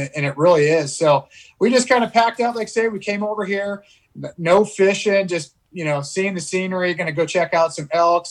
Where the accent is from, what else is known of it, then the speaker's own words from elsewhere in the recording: California, United States; moved away as an adult; also born or lived in Idaho; now in Boise, United States; we moved from California to Idaho. Believe it or not, you know, born and raised in California.